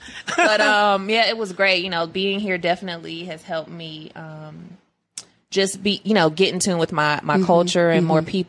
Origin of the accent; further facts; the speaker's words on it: Inglewood, California, United States; now in Atlanta, United States; I was born in California. Mm. Inglewood, California.